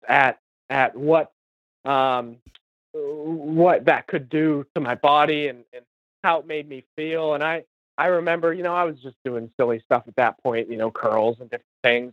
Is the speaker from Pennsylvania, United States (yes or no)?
yes; Western Pennsylvania, United States; moved away as an adult; now in Central Pennsylvania, United States; I grew up uh, my entire life in uh, Western Pennsylvania